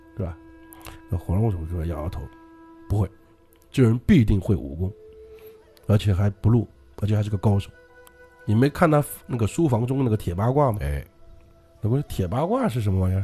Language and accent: Chinese; Jiangnan, China; 我们江南这边